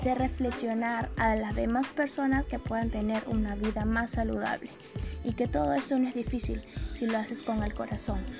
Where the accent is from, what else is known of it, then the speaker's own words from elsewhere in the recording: Peru; Nosotros como peruanos debemos saber valorar lo que nos pertenece